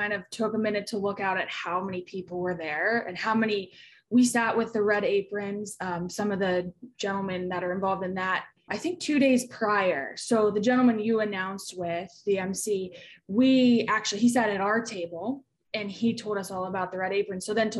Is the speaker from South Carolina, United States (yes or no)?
no; Pittsburgh, Pennsylvania, United States; I'm from Pittsburgh, Pennsylvania. Went to West Allegheny High School right over here by the airport in Pittsburgh.